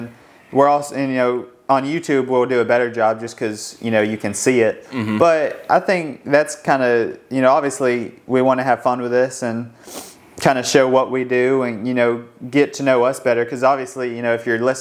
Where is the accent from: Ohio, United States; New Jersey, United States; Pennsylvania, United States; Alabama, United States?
Alabama, United States; Madison; I grew up in Madison, Alabama, and so it's kind of in North Alabama